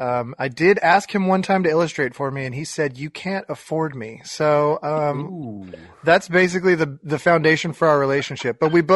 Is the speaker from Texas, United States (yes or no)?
yes; Fort Worth, Texas, United States; I'm from Fort Worth, Texas.